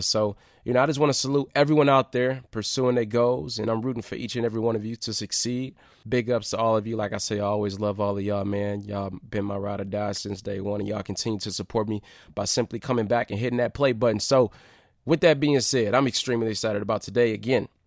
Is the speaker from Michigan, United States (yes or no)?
yes; Detroit, Michigan, United States; my hometown, my city.